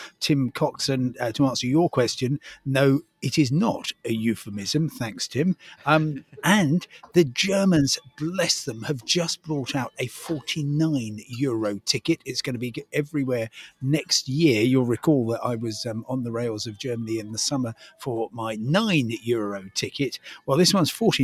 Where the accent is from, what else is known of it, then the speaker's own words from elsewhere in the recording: Crawley, South East England, United Kingdom; growing up in Crawley